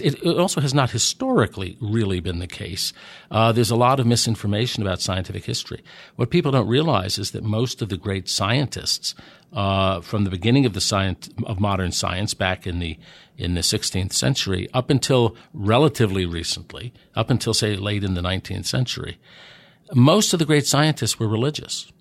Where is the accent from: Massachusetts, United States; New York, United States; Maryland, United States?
New York, United States; New York City; moved away as an adult; also born or lived in New Jersey / Pennsylvania / Washington / Delaware; I grew up in New York City. I'm from Manhattan.